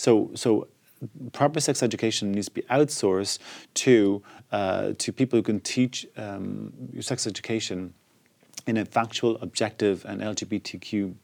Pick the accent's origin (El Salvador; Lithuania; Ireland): Ireland; now in London, United Kingdom; I come from Ireland's a deeply homophobic place, where a year before I left, it was still a crime to be gay. So when I went to London and came out